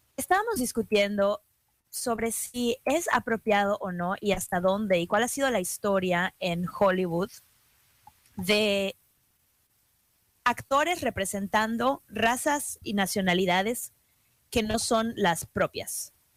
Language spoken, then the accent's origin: Spanish; Mexico; yo como mexicana